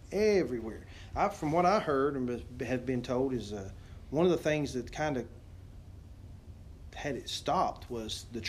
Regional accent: Nashville, Tennessee, United States; I was born in Vanderbilt Hospital

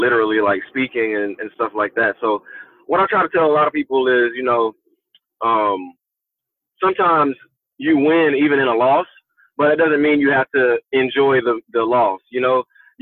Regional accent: Mooresboro, North Carolina, United States; moved away; also born or lived in Shelby, North Carolina; I was born in Shelby, North Carolina, but I was raised in a small town of Mooresboro, North Carolina

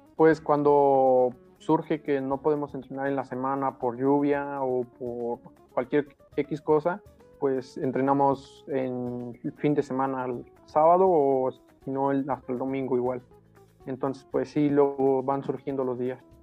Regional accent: Apizaco, Tlaxcala, Mexico; yo soy de Apisaco, de Apizaco.

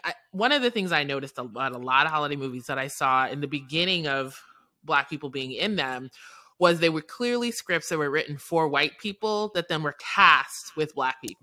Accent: New York City, New York, United States; moved away as an adult; now in New Orleans, United States; I'm born and raised in New York City

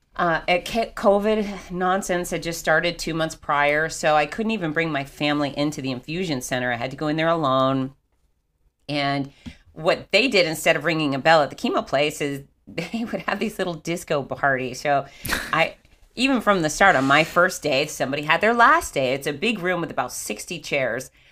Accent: Fort Lauderdale, Florida, United States; I grew up in Fort Lauderdale

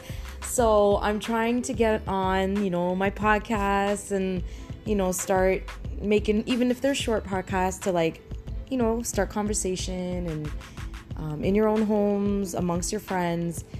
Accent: Toronto, Ontario, Canada; I grew up in Toronto

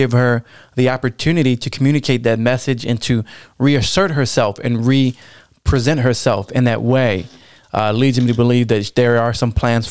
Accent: Baltimore, Maryland, United States; accent: Baltimore; My Baltimore accent

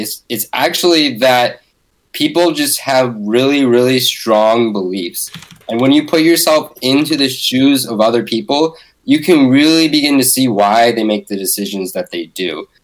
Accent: Bay Area, California, United States; I grew up in the Bay Area

